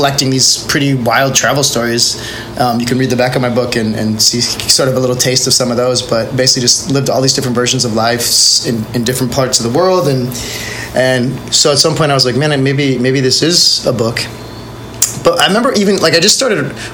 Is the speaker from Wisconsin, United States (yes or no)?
yes; Milwaukee, Wisconsin, United States; moved away as an adult; also born or lived in Minneapolis, Minnesota; now in Puerto Escondido, Mexico; I was born in Minneapolis, but I don't remember it. We moved when I was really young, so I grew up in Milwaukee, Wisconsin